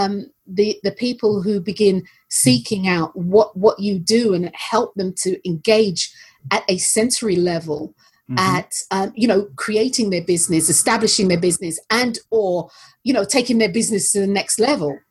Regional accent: London, United Kingdom; I was born and raised in North London

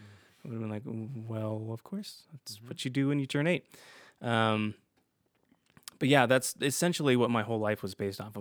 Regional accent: Utah, United States; You know, growing up in Utah, obviously there's a lot of Mormons here, so that's what most people did

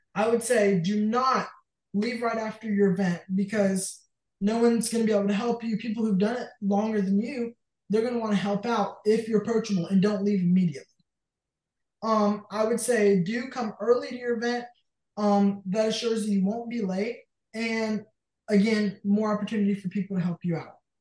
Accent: Jay, Florida, United States; I'm from Jay, Florida

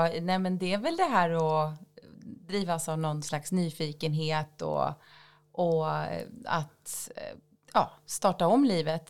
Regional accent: countryside outside Jämjö/Växjö area, Småland, Kronoberg County, Sweden; Jag eh, växte upp på landet utanför Jämla, en liten ja, håla ska man väl inte säga

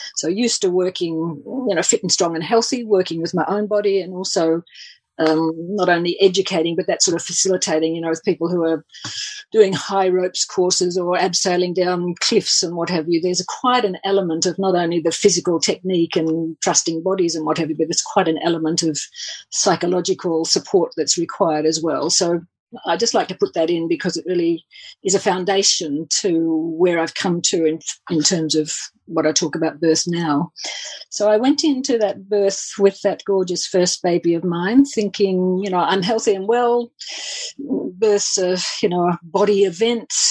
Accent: Australia; also born or lived in England; I'm I'm actually Australian

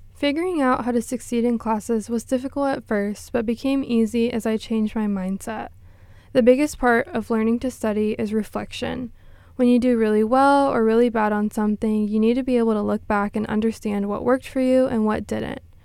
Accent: Corpus Christi, Texas, United States; I'm from Corpus Christi, Texas

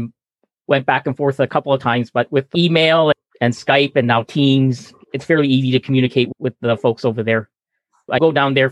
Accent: Edmonton, Alberta, Canada; moved away as an adult; now in Vancouver, Canada; I'm from Edmonton. I moved down to Vancouver in 1990

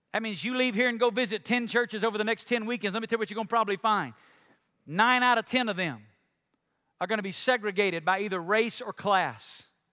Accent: Alabama, United States; my home state of Alabama

